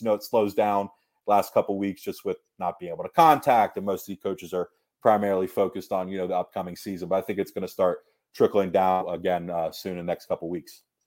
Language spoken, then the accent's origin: English; Atlanta, Georgia, United States; moved away as an adult; also born or lived in Tuscaloosa, Alabama; born and raised in Atlanta, Georgia